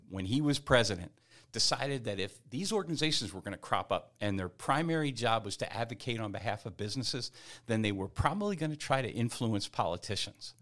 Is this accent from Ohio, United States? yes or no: no; New Castle County, Delaware, United States; moved away as an adult; now in Frederick, United States; I grew up in New, Newcastle County, Delaware